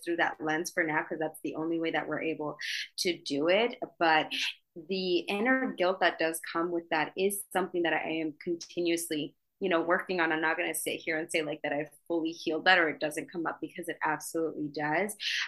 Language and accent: English; Idaho, United States; moved away as an adult; also born or lived in New York City; I'm from Idaho.